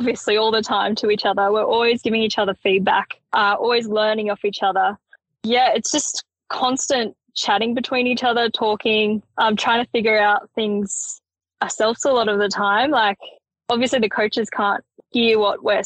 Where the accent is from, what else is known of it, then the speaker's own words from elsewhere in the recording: Perisher, New South Wales, Australia; I grew up skiing in Perisher. So both my parents worked for the ski resort. That allowed me and my siblings to grow up skiing